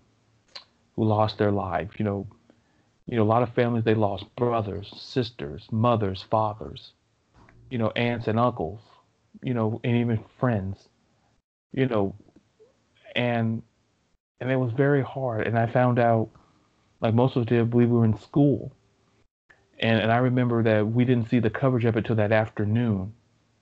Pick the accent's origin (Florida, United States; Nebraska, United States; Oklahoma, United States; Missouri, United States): Florida, United States; Melbourne; born and raised in Melbourne, Florida